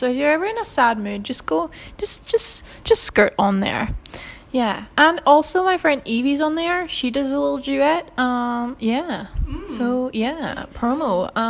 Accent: Scotland, United Kingdom; I'm from Scotland

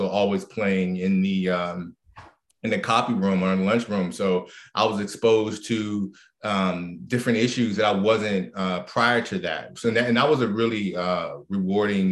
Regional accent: Prince George's County, Maryland, United States; also born or lived in Washington, D.C.; I was born in Washington, D.C., and I grew up in Maryland, in the suburbs of Washington, D.C., most of my life.

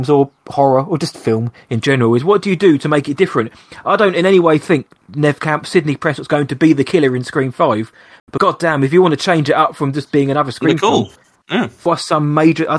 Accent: England, United Kingdom; I'm English

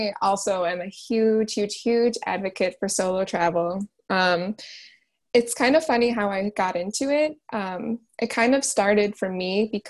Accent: Wisconsin, United States; I'm from Wisconsin personally, but my extended family is actually in New York.

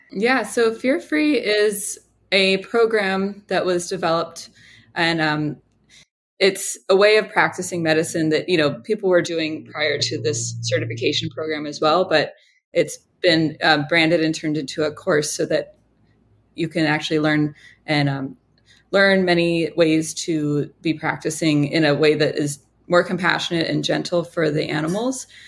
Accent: Honolulu, Hawaii, United States; also born or lived in Colorado; moved back to Hawaii where I'm from

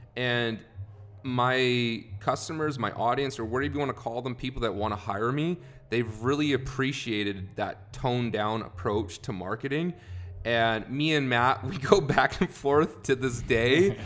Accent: Canada; moved away as an adult; also born or lived in Carson City, Nevada / California; now in United States; originally, I'm from Canada. I've lived in the States now for about 12 years

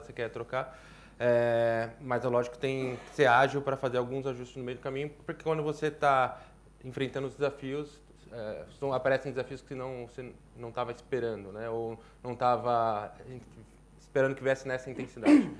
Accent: Brazil; sou brasileiro

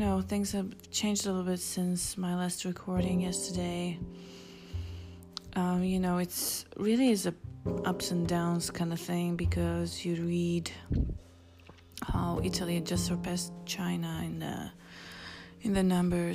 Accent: Israel; moved away; I grew up in Israel

